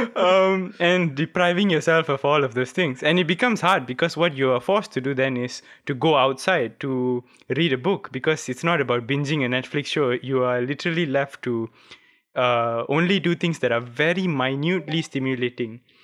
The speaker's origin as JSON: {"language": "English", "country": "Malaysia"}